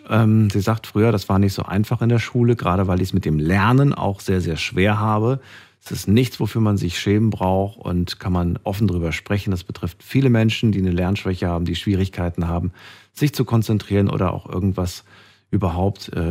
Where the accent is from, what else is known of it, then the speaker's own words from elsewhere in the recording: Germany; Nee, ich komme aus Deutschland, aber ich habe die Sprache durch meinen Vater gelernt.